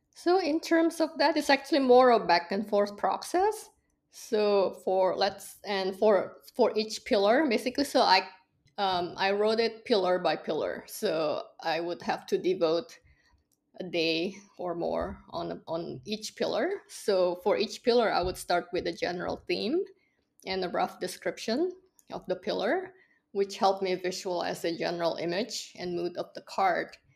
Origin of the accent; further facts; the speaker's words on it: Indonesia; also born or lived in Singapore / Hong Kong; now in Los Angeles, United States; Indonesia, uh, which is my home country